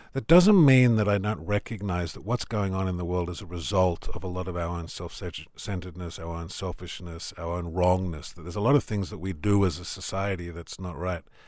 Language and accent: English; Tamworth, New South Wales, Australia; moved away as an adult; also born or lived in Sydney; I come from Tamworth. I grew up on a farm.